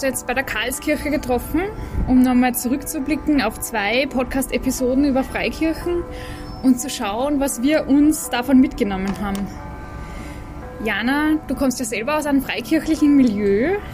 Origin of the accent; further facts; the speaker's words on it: Vienna, Austria; bei uns in Wien